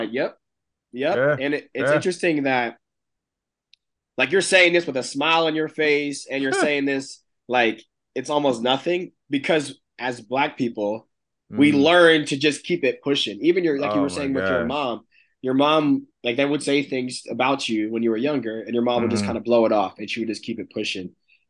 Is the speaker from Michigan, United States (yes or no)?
no; Chambersburg, Pennsylvania, United States; where Tony and I grew up, we went through similar things in terms of we grew up in a small town in Pennsylvania called Chambersburg.